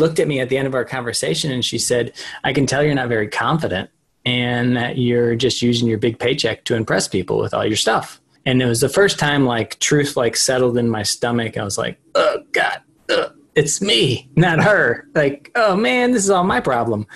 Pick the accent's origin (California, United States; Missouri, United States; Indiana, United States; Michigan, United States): Missouri, United States; St. Louis; moved away as an adult; now in Austin, United States; I'm originally actually from St. Louis, but I moved to Austin, Texas in 2012